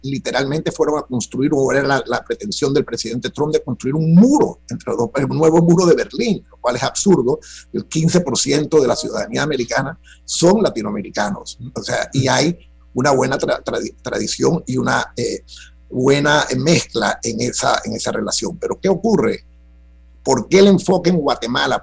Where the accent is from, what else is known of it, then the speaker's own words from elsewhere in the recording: Panama; todos somos panameños